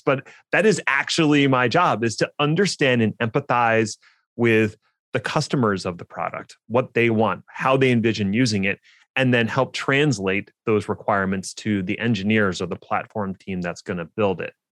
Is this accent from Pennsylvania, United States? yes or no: yes; Philadelphia, Pennsylvania, United States; my hometown of Philly